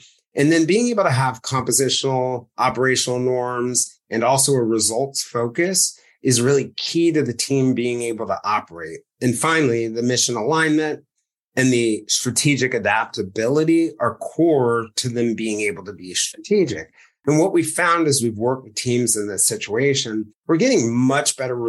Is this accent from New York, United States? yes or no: yes; New York City, New York, United States; because you grew up in West Virginia and I grew up in New York City